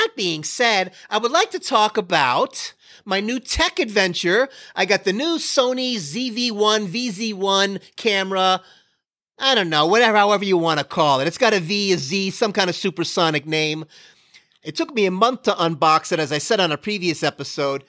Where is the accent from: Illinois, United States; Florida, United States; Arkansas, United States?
Florida, United States; I grew up in Florida